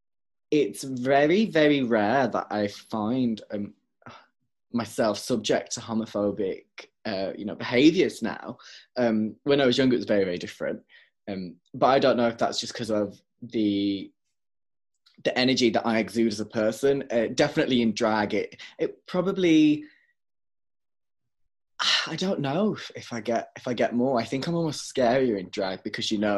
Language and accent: English; Wolverhampton, West Midlands, United Kingdom; now in Leeds, United Kingdom; my hometown in Wolverhampton